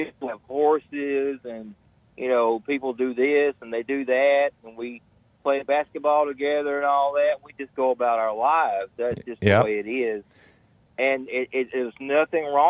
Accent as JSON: {"language": "English", "region": "Mississippi", "country": "United States", "said": "I'm from Mississippi"}